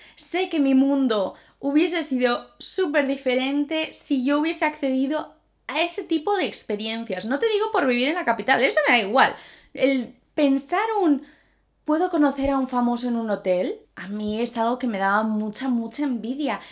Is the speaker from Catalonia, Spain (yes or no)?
no; Zaragoza, Aragon, Spain; soy de Zaragoza